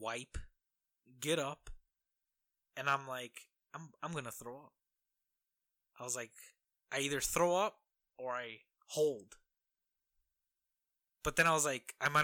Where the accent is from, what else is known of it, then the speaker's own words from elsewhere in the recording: Midwest, United States; as any Midwesterner, blue collar man